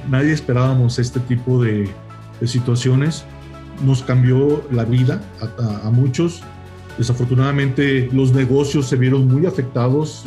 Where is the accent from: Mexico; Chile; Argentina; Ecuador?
Mexico; Nosotros como México